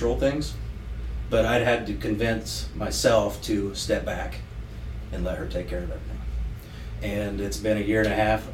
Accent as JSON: {"language": "English", "town": "Pendleton", "country": "United States", "tie": "born or raised there", "also_born_or_lived": "Florida", "said": "I grew up in Pendleton. Pendleton's loyal."}